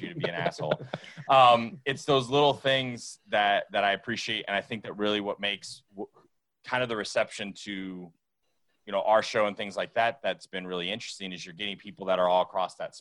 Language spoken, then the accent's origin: English; South Florida, United States; I'm from South Florida